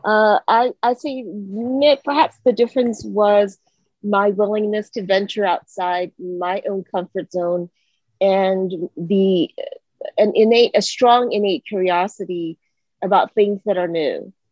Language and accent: English; Singapore; also born or lived in Hawaii, United States; now in Atlanta, United States; I originally grew up in Singapore, and I moved to the United States and Hawaii specifically